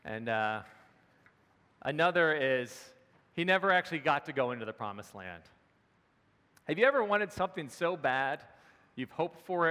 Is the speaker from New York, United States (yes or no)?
no; Maryland, United States; moved away as an adult; also born or lived in Pennsylvania; I was home in my hometown in Maryland for Christmas